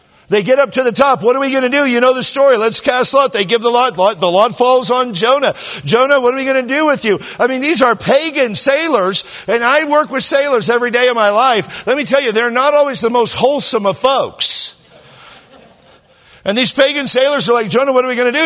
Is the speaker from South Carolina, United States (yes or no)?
no; California, United States; I'm from California.